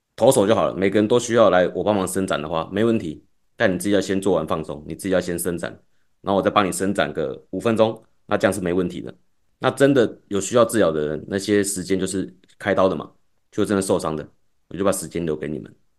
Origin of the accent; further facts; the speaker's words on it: Taipei, Taiwan; 因为我是台北人嘛